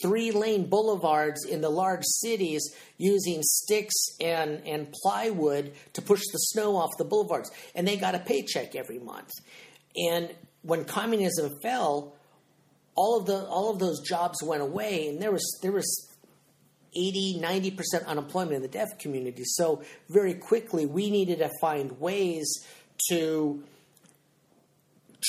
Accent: San Jose, California, United States; moved away as an adult; also born or lived in Santa Cruz, California; now in Clarksville, United States; I grew up gardening in California

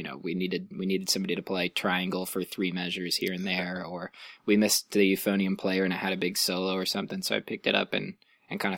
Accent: Illinois, United States; born there; also born or lived in Ohio; Um, I was originally from the East Coast. I was born in Illinois.

